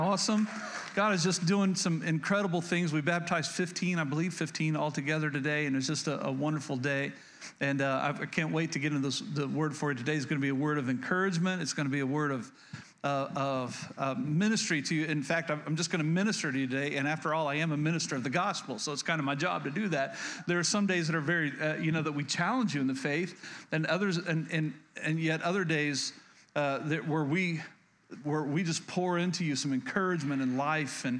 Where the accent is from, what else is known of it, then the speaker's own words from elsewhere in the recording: Oklahoma, United States; moved away; I was born and raised in Oklahoma